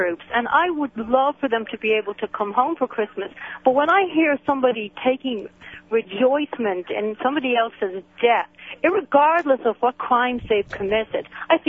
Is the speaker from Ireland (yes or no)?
yes; Ireland; I'm Irish.